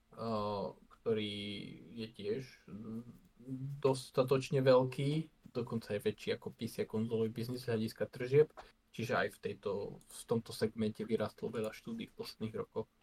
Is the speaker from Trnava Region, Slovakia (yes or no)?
no; Košice Region, Slovakia; ja som z Košického kraja